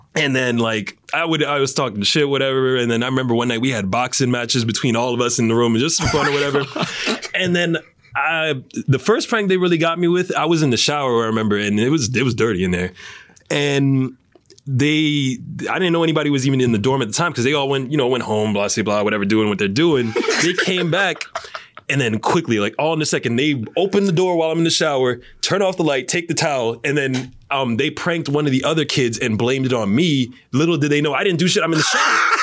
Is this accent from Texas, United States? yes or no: no; New York, United States; i'm from new york